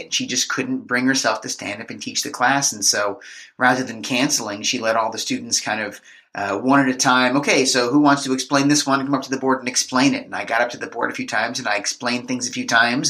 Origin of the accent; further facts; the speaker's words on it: Marlboro, New Jersey, United States; I grew up in Marlboro.